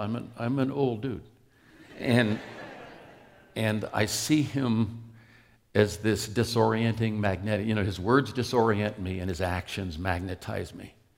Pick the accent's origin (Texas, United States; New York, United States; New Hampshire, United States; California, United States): California, United States; Oakland; I grew up in East Oakland, California